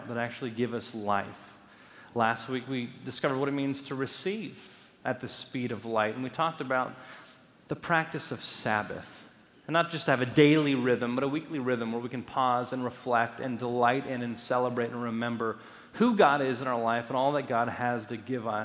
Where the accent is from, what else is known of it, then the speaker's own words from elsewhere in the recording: Los Angeles, California, United States; growing up in Los Angeles